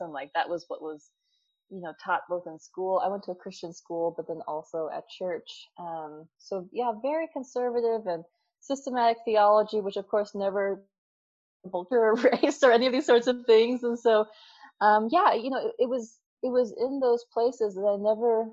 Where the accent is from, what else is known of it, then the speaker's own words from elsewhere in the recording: Minnesota, United States; Growing up in Minnesota in a very like typical Scandinavian community